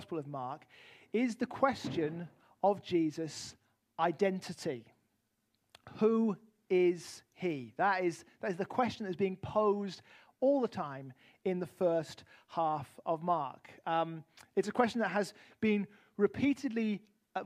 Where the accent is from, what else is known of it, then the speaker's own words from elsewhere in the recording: United Kingdom; moved away; also born or lived in Arizona; as a British man